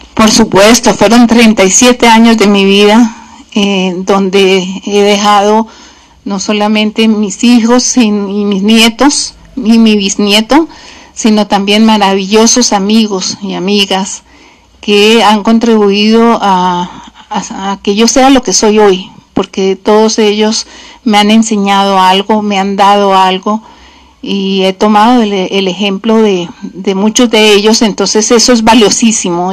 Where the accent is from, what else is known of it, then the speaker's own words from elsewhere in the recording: Colombia; moved away; orgullosa de ser colombiana